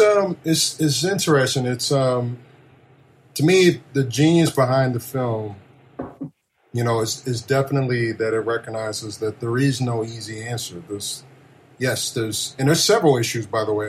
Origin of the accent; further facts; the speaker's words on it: Kansas City, Missouri, United States; I grew up in Kansas City, in the, okay. the middle of the country